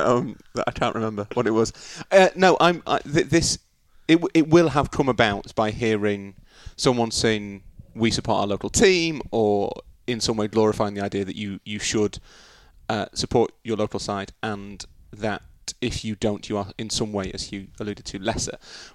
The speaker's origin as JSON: {"language": "English", "country": "United Kingdom", "said": "as British people we don't fall into this trap of presenting our country"}